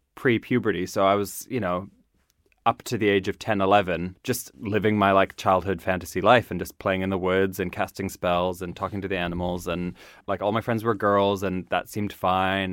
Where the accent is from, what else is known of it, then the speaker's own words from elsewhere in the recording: Nova Scotia, Canada; moved away; I grew up in Nova Scotia